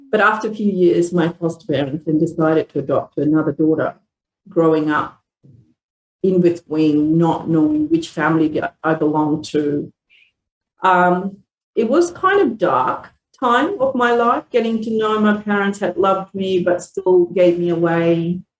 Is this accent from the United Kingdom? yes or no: no; Malaysia; moved away; I was born in Malaysia. I'm a second generation Indian background. Both my grandparents were immigrant from India, taken by British to live in Australia, in Malaysia.